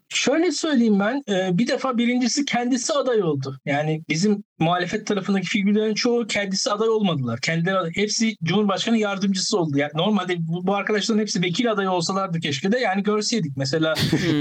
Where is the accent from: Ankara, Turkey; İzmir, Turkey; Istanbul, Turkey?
İzmir, Turkey; ben İzmir'liyim